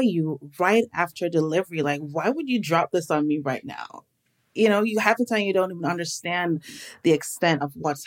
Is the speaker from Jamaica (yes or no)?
yes; Jamaica; moved away as an adult; Born and raised in Jamaica